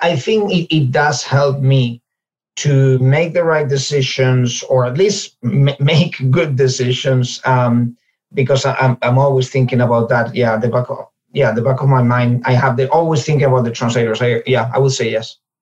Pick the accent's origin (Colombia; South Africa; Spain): Spain; Ourense, Galicia; moved away as an adult; also born or lived in England / Finland / Chicago / Monterey; now in New York, United States; I'm from Spain originally. Uh, I was born in in Ourense, which is a city in Galicia, uh, northwestern region of Spain. Uh, right above Portugal. I lived there for most of my life um, until I was 30